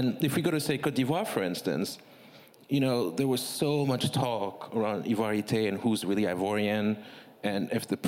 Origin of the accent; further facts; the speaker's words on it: Togo; now in United States; I'm from Togo, West Africa, because 99% of the people I've met in America have never heard of Togo.